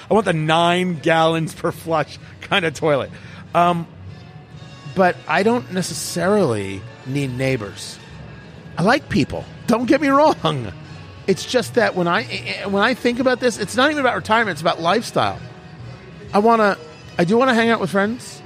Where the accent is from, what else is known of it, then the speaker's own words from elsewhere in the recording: New Jersey, United States; also born or lived in California; now in Indianapolis, United States; I grew up in Jersey.